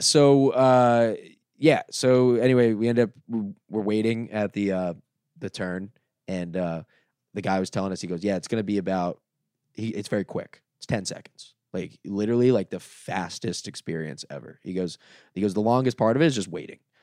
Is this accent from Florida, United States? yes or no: yes; Dania Beach, Florida, United States; moved away as an adult; also born or lived in Los Angeles; Dania Beach, my hometown